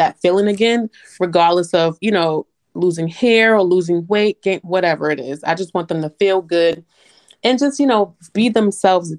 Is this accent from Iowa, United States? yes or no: no; New York City, New York, United States; moved away as an adult; now in Atlanta, United States; I'm originally from New York City, born and raised. I moved to Atlanta in 2013